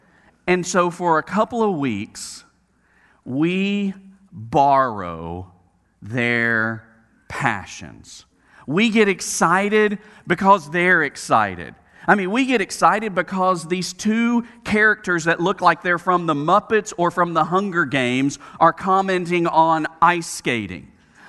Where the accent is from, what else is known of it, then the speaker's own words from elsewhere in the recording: Southeast, United States; And I say we in the South, I grew up in the Southeast where, I mean, we don't have snow.